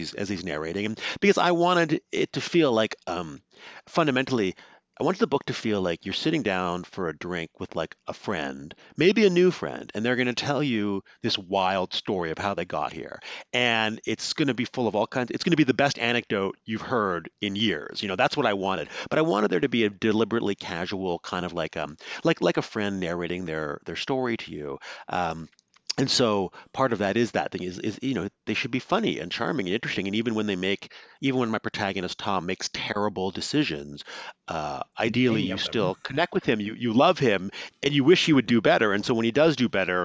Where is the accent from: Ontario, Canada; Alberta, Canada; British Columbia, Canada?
British Columbia, Canada; Vancouver; I grew up in Vancouver, in British Columbia